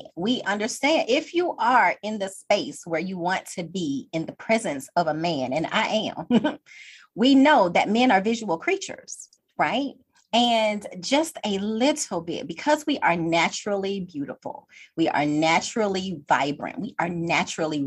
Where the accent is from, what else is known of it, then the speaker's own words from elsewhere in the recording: Atlanta, Georgia, United States; I am a original Georgia peach. I am originally from Atlanta